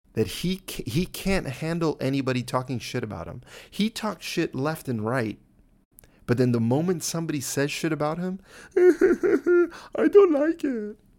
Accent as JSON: {"language": "English", "country": "United States", "said": "As an American"}